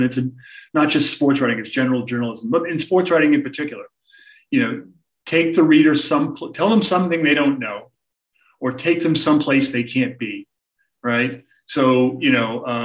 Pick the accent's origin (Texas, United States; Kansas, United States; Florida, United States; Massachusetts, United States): Massachusetts, United States; Boston; I grew up in the Boston area